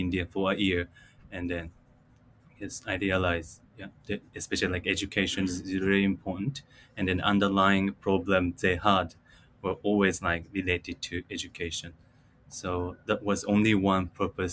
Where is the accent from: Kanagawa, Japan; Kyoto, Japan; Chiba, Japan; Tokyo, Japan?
Chiba, Japan; also born or lived in Sarasota, Florida, United States; I was born and raised in Chiba Prefecture